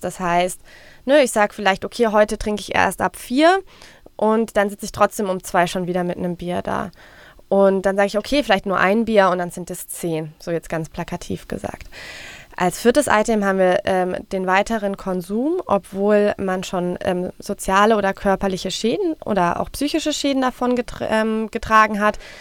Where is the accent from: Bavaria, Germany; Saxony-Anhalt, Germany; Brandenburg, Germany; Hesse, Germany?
Hesse, Germany; Frankfurt am Main; Ich komme aus Frankfurt